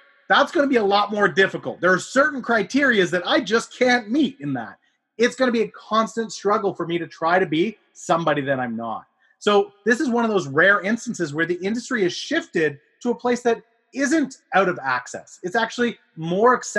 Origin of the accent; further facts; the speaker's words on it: Canada; I am a Canadian